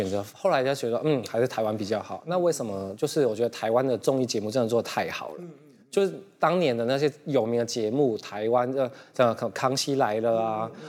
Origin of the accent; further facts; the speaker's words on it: Hong Kong; first language Cantonese; Chinese is a second language; moved away as an adult; now in Taiwan; 大家好，